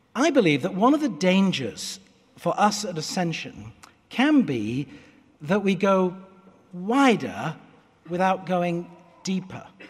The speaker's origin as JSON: {"language": "English", "country": "United Kingdom", "tie": "born or raised there", "moved": "as an adult", "lives_now": "United States", "said": "I will always be British as well as American"}